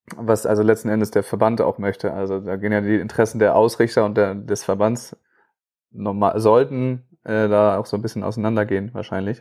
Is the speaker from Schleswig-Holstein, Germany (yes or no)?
yes; Schleswig-Holstein, Germany; bei uns in Schleswig-Holstein